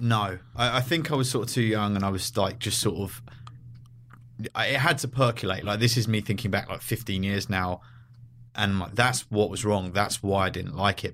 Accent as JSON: {"language": "English", "region": "London", "country": "United Kingdom", "tie": "born or raised there", "also_born_or_lived": "San Francisco", "moved": "as an adult", "lives_now": "Los Angeles, United States", "said": "I grew up in London"}